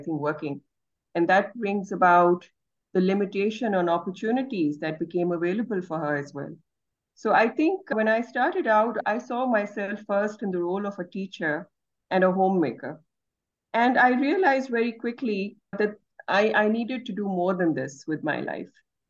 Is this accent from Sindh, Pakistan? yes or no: no; Lahore, Punjab, Pakistan; I'm joining you from Pakistan and specifically from Lahore. Great. This is where I grew up and this is where I work.